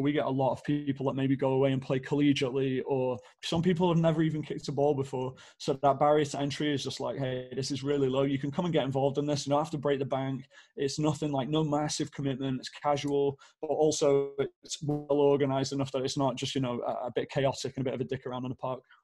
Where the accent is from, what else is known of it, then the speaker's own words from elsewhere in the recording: Stockport, North West England, United Kingdom; moved away as an adult; now in Phoenix, United States; I grew up in Manchester, well, Stockport to be really specific